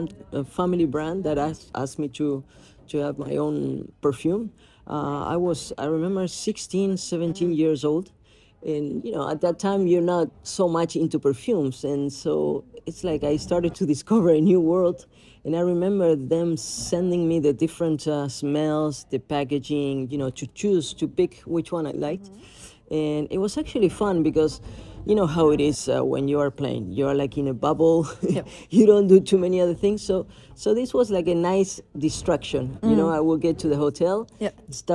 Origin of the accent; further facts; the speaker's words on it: Argentina; when I started to become more popular in my home country in Argentina